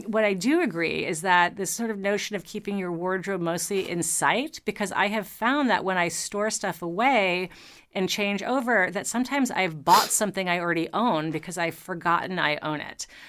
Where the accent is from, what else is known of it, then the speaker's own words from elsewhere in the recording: New York City, New York, United States; I grew up in New York City